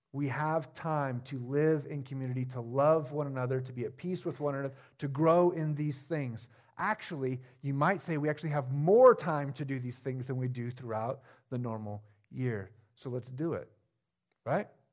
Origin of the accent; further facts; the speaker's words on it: Jefferson, Oregon, United States; now in Stayton, United States; I grew up in a small town, even smaller than this one. I grew up in Jefferson